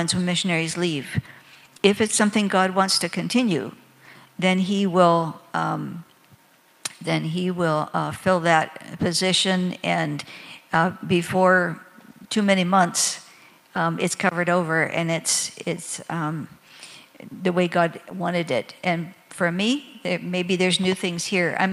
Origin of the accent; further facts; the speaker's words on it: Michigan, United States; moved away as an adult; also born or lived in Senegal; my home state of Michigan